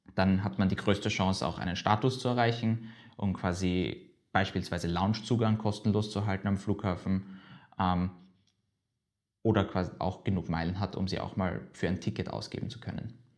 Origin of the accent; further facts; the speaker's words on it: Vienna, Austria; ich bin jetzt 20 Jahre alt, äh, geboren in Wien